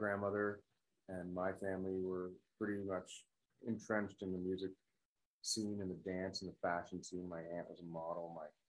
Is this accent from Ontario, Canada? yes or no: yes; Toronto, Ontario, Canada; I was born and raised in Toronto, yeah.